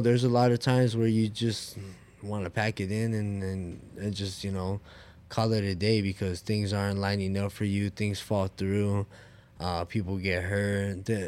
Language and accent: English; Oxnard, California, United States; I'm from Oxnard, California